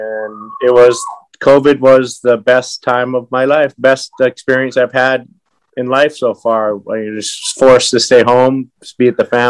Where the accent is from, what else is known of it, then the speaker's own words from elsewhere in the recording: California, United States; also born or lived in Pittsfield, Massachusetts / Hawaii / Japan; Well, I was born in Pittsfield, Massachusetts. We moved straight to Berkeley, California, Sonoma County, where all the good wine comes from, and then Hawaii for the last 50 years.